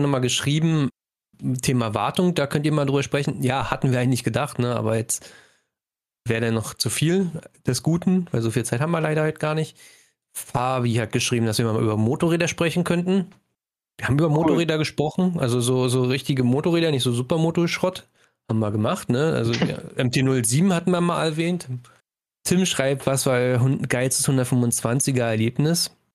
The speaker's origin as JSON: {"language": "German", "region": "Brandenburg", "country": "Germany", "said": "es gibt nicht viel Zivilisation mhm. bei uns in Brandenburg"}